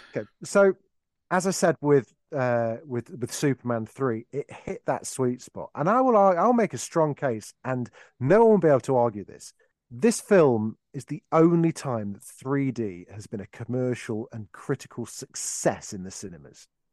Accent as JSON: {"language": "English", "town": "Derby", "region": "East Midlands", "country": "United Kingdom", "tie": "born or raised there"}